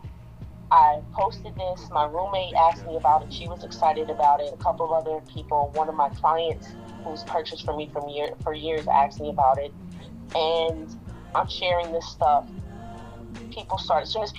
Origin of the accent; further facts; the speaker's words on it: New Orleans, Louisiana, United States; now in Dallas, United States; I'm originally from New Orleans. I am currently in Dallas